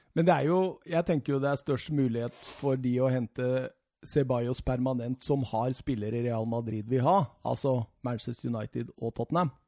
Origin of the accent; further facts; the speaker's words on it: Rjukan, Vestfold og Telemark, Norway; moved away; hjemme på Rjukan